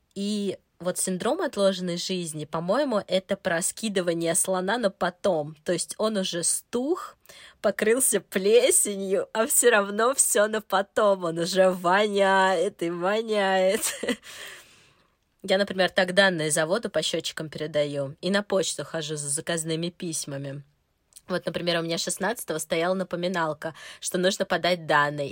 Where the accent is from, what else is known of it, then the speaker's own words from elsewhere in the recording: Moscow, Russia; мне 30 лет, я из Москвы